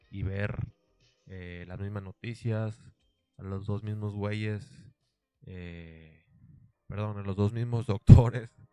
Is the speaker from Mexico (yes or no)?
yes; Monterrey, Nuevo León, Mexico; soy de Monterrey y aquí en Monterrey pues hay una frase pues típica